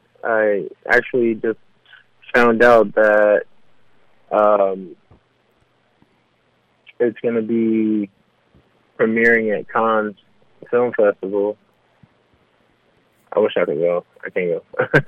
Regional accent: New York City, New York, United States; also born or lived in Los Angeles; now in Georgia, United States; New York is always a part of me. I'm a New Yorker through and through.

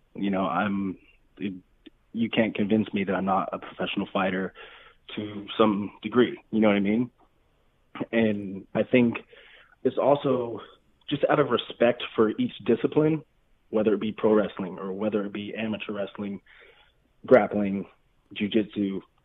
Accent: Nevada, United States; I'm from I mean I'm from Nevada. You know, I'm from I'm from the middle of nowhere, uh, real small town

